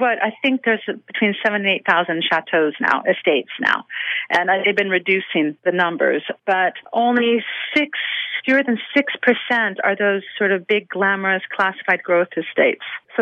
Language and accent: English; Washington, United States; moved away as an adult; also born or lived in Los Angeles / Bordeaux; So I grew up in Washington State. So I grew up appreciating wine. And then I lived in Los Angeles for over a decade.